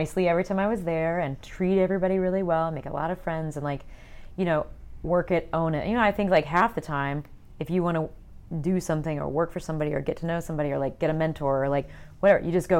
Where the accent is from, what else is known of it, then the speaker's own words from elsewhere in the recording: Peoria, Illinois, United States; now in Columbus, United States; I'm actually from the Midwest. I'm from the middle of Illinois, Peoria.